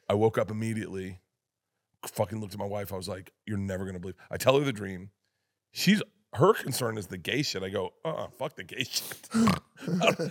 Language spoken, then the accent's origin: English; Florida, United States; I'm from Florida